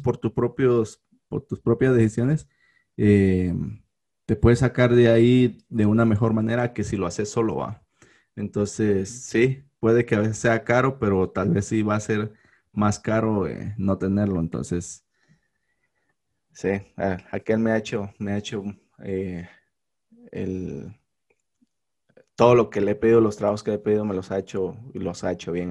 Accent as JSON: {"language": "Spanish", "town": "Malacatán", "region": "San Marcos", "country": "Guatemala", "tie": "born or raised there", "said": "a la gente de Malacatán que escuchan en mi pueblo natal"}